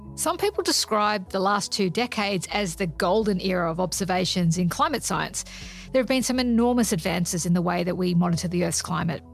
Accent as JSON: {"language": "English", "town": "Sydney", "region": "New South Wales", "country": "Australia", "tie": "born or raised there", "said": "I grew up in Sydney"}